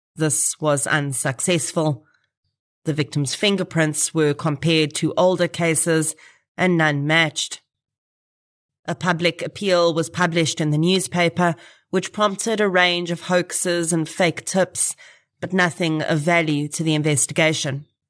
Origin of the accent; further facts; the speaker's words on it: Boksburg, Gauteng, South Africa; I grew up in Boksburg